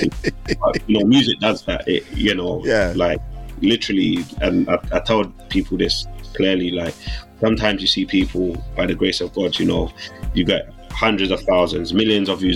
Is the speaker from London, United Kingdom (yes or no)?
yes; London, United Kingdom; I grew up in South London